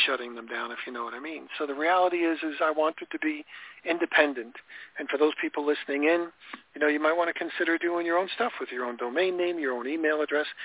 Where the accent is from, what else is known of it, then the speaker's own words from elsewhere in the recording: Florida, United States; I'm from Florida